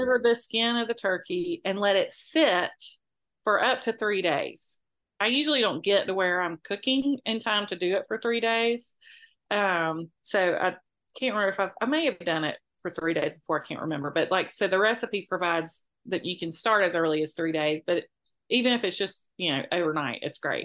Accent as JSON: {"language": "English", "town": "Moultrie", "region": "Georgia", "country": "United States", "tie": "born or raised there", "said": "I grew up in Moultrie most of my life, which was an hour away"}